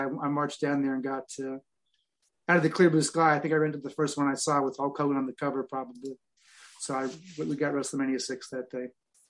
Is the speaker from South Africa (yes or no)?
no; Beaverton, Ontario, Canada; moved away as an adult; now in Nashville, United States; I was from Beaverton